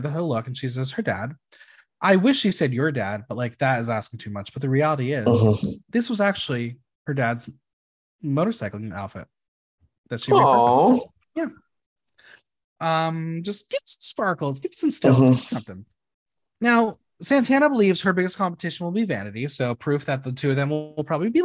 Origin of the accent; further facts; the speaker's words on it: United States; as an American